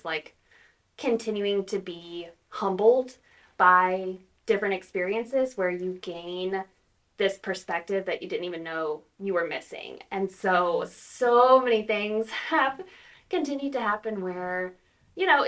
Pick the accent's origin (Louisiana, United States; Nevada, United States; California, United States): Louisiana, United States; moved away as an adult; also born or lived in Texas; now in Tahlequah, United States; So I am from Louisiana originally